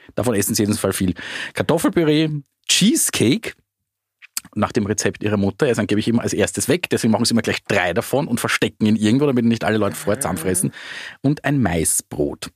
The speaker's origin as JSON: {"language": "German", "country": "Austria", "said": "bei uns in Österreich hatten sie nur diesen einzigen Nummer eins Hit"}